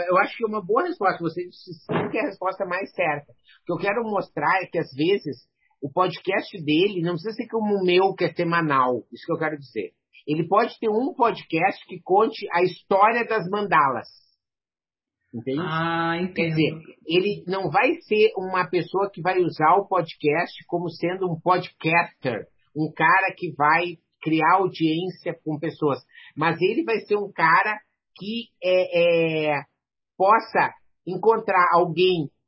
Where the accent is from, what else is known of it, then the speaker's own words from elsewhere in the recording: Rio Grande do Sul, Brazil; acho que é porque eu sou gaúcho